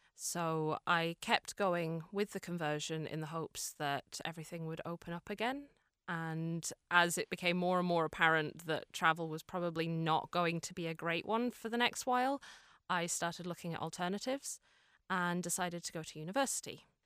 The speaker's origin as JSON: {"language": "English", "area": "Fermanagh", "region": "Northern Ireland", "country": "United Kingdom", "also_born_or_lived": "Cork, Ireland", "moved": "yes", "lives_now": "Dublin, Ireland", "said": "I'm originally from Fermanagh, but I lived in Cork for six"}